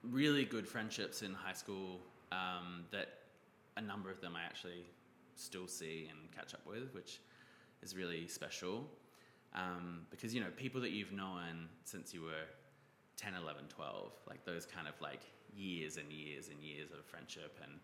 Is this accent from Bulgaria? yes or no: no; New Zealand; moved away as an adult; also born or lived in Bondi Beach, Australia; now in Sydney, Australia; I grew up in New Zealand, but I live in Bondi Beach